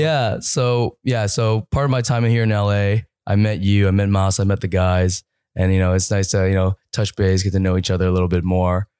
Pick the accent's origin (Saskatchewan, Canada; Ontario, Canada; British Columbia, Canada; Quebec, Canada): Ontario, Canada; Toronto; I'm from Toronto